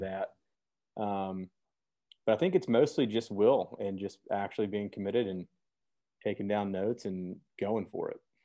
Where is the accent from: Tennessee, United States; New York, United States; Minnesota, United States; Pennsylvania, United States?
Tennessee, United States; Memphis; I'm born and raised in Memphis, Tennessee.